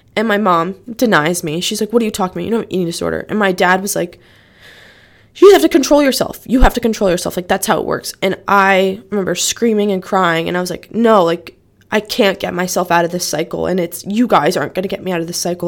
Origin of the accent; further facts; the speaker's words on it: Norwalk, Connecticut, United States; I'm from Norwalk, Connecticut.